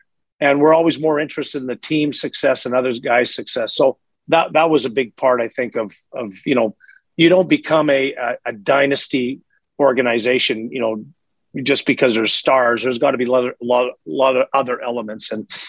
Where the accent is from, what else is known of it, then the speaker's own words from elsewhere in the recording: Montreal, Quebec, Canada; moved away; also born or lived in Edmonton; I'm from Eastern Canada, the Montreal area.